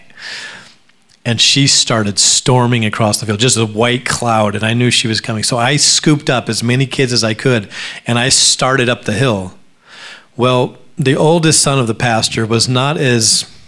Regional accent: Alaska, United States; I grew up in Alaska

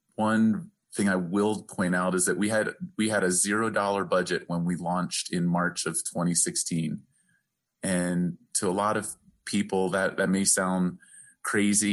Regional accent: the East, East Coast, United States; now in Albuquerque, United States; growing up in the East

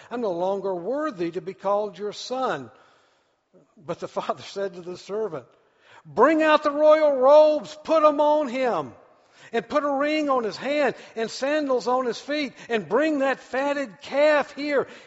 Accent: United States; I'm an American

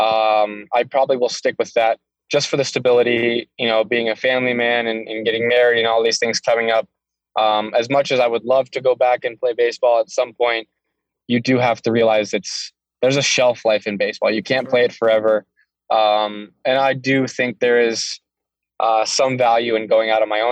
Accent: Florida, United States; moved away as an adult; now in Las Vegas, United States; growing up in Florida

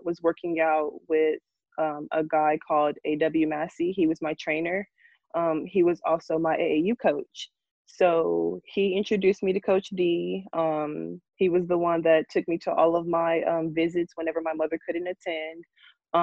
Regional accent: Memphis, Tennessee, United States; born or raised there; moved away as an adult; now in Little Rock, United States

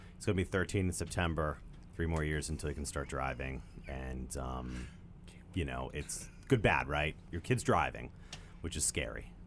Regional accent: York, Pennsylvania, United States; York, we're from York

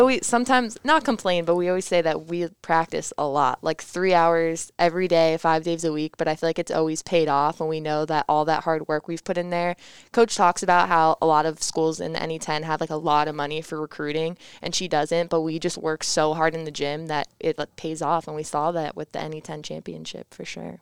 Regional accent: Parkland, Florida, United States; moved away; South Florida. So Parkland, it's near Fort Lauderdale, Miami area

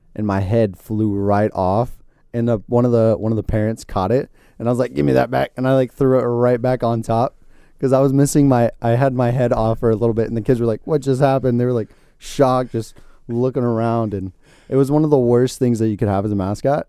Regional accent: Florida, United States; I'm from Florida and I grew up in this

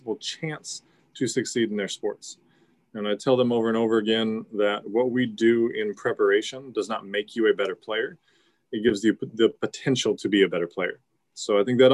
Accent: Silverdale, Washington, United States; also born or lived in Fife, Washington / Centralia, Washington; I grew up in Silverdale and was there until about high school. We moved to Fife

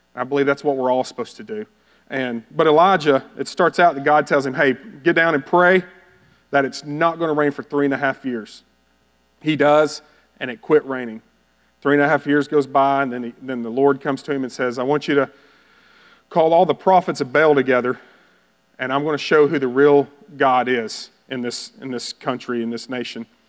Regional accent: Bowie, Texas, United States; moved away; I grew up in Bowie, Texas

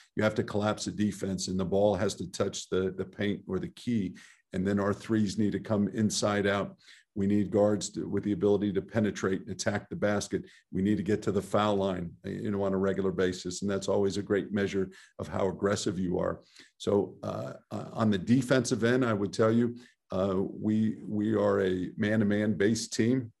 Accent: Southern California, United States; I grew up in Southern California

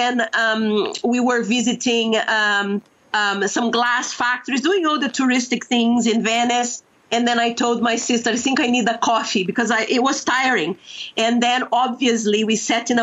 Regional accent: Curitiba, Paraná, Brazil; also born or lived in Londrina, Brazil; I was born in Londrina and grew up in Curitiba

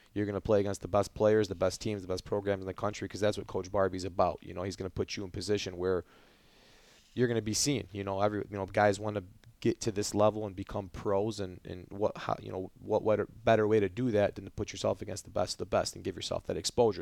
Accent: Dearborn, Michigan, United States; also born or lived in Mount Pleasant, Michigan; growing up in Dearborn

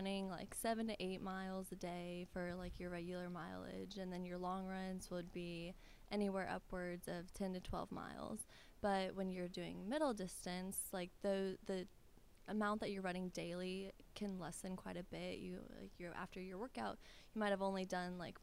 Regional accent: Bloomington, Illinois, United States; moved away as an adult; now in Clarksville, United States; I'm from Illinois, from Bloomington Normal

